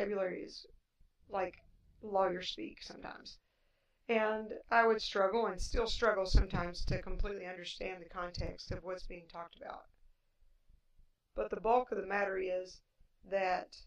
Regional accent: Appalachia, United States; accent: Appalachian; I do have an Appalachian accent

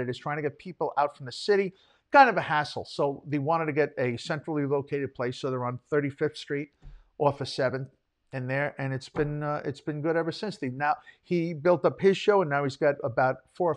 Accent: Greenlawn, New York, United States; We grew up in Greenlawn

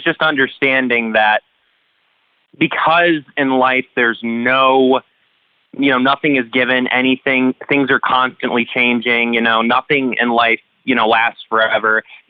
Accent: Cleveland, Ohio, United States; moved away; Cleveland, Ohio. Well, it's one of the poorest parts of the country.

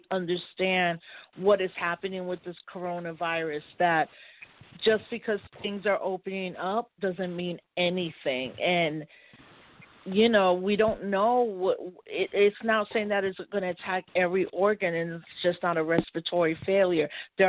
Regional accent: Puerto Rico; So as a Puerto Rican, because I'm an American citizen, I've always worked on the politic

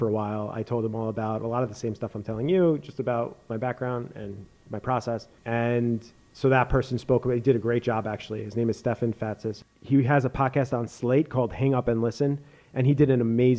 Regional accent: New York, United States; I grew up in New York listening to The Fan

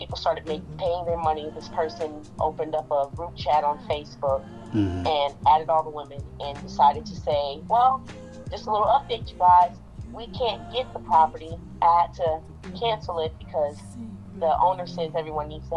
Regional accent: New Orleans, Louisiana, United States; now in Dallas, United States; I'm originally from New Orleans. I am currently in Dallas

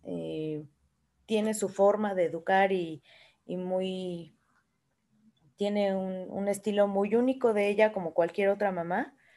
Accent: Mexico; Como mexicana

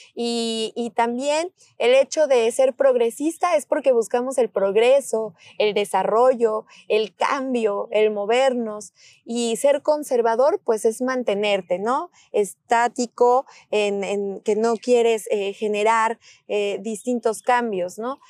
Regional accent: Mexico; así somos las mexicanas, los mexicanos

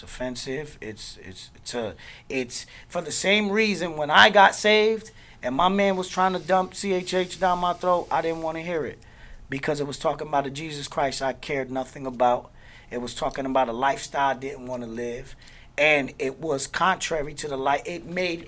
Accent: Newark, New Jersey, United States; now in Orlando, United States

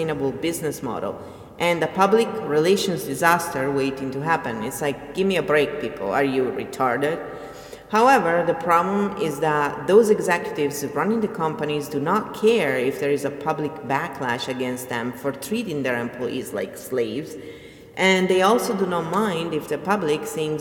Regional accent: Italy; I come from Italy

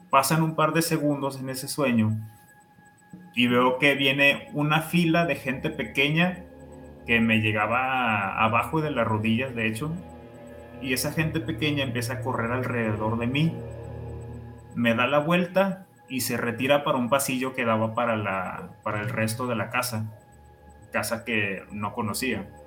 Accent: Mexico; Soy de México.

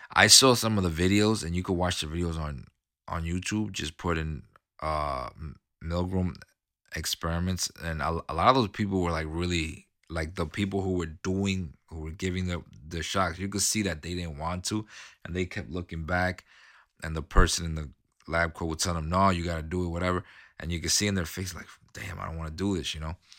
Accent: New York City, New York, United States; I grew up in New York City, okay? I, I grew up in Queens

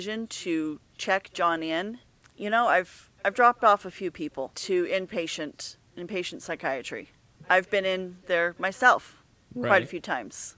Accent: Lehigh, United States; moved away as an adult; we were moving from our hometown of Lehigh.

